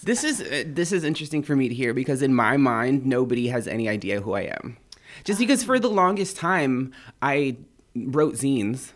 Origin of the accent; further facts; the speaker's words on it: an Indian reservation east of San Diego, California, United States; I'm from an Indian reservation. It's, um, east of San Diego, about forty miles east of San Diego, in the cut. There's nothing there.